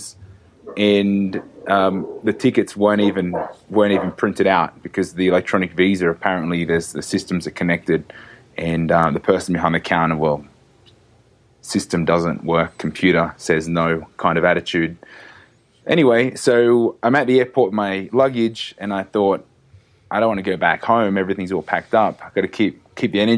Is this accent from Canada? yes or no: no; Australia; moved away as an adult; now in Mexico; I grew up in Australia.